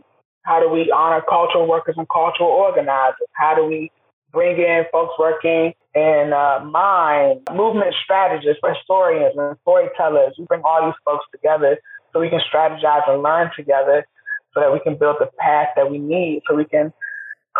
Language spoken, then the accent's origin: English; Washington, District of Columbia, United States; now in Durham, United States; I'm originally from Washington, D.C. I'm a native, come from multiple generations, and D.C. means a lot to me. It shaped me, built my foundation